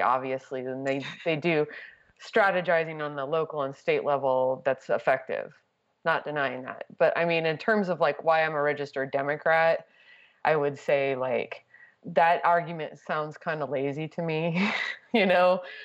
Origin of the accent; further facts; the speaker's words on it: Texas, United States; moved away as an adult; now in New York, United States; I grew up in Texas. I lived in Texas till I was 32.